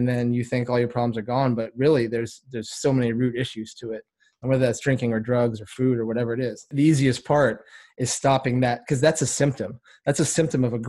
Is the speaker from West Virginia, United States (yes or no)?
no; Vermont, United States; I was born in Vermont, small town up there. I mean, everything's small up there, but it was a super small town.